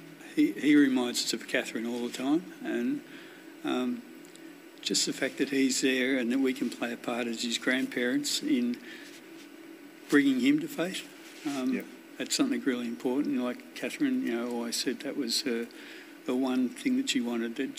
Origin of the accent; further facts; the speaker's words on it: Wonthaggi, Victoria, Australia; Grew up on a farm down near Wonthaggi.